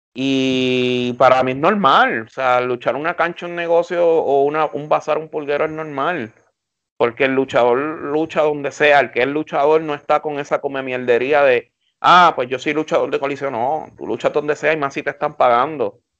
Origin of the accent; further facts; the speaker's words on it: Puerto Rico; como buen puertorriqueño